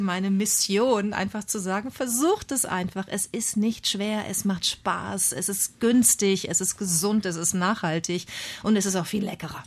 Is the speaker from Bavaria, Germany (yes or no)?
no; Bad Lippspringe, North Rhine-Westphalia, Germany; accent: East Westphalian; moved away as an adult; also born or lived in Münster / Hamburg; ich bin äh, sehr ländlich aufgewachsen in Nordrhein-Westfalen, in Ostwestfalen am Teutoburger Wald